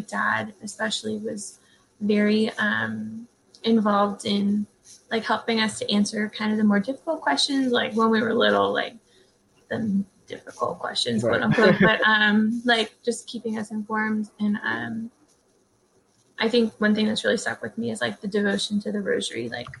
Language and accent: English; New Orleans, Louisiana, United States; I am from New Orleans, Louisiana. Born and raised here